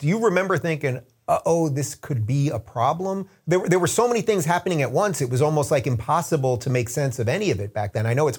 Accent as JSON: {"language": "English", "area": "Long Island", "region": "New York", "country": "United States", "also_born_or_lived": "Manhattan", "said": "I'm actually from Long Island as well."}